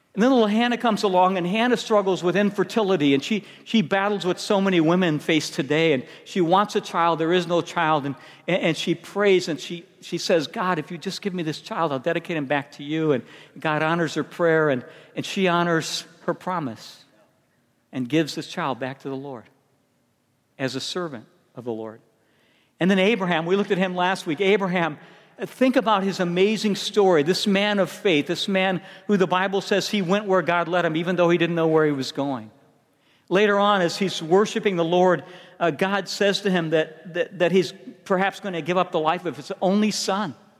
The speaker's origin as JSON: {"language": "English", "town": "Chicago", "region": "Illinois", "country": "United States", "also_born_or_lived": "San Diego", "moved": "yes", "said": "I'm from Chicago"}